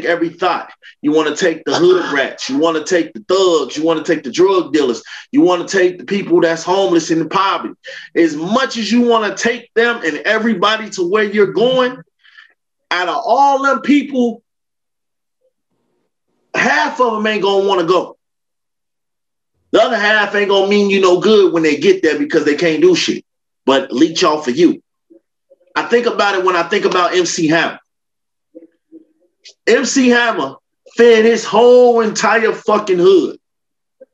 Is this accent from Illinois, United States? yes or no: yes; Chicago, Illinois, United States; I'm from Chicago. It's very real. Like, Chicago people, they hate to see the next person come up.